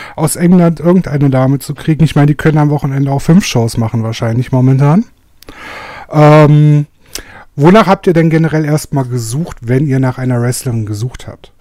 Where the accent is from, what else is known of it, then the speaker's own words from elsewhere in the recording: Germany; als Deutscher